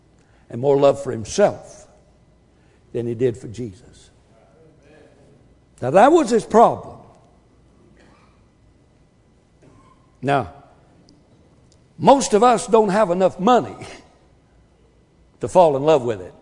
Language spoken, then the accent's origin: English; Wilmington, California, United States; where I was raised in Wilmington, California